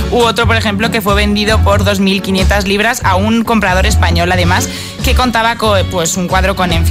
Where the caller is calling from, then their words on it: Móstoles, Community of Madrid, Spain; Pues soy … de Móstoles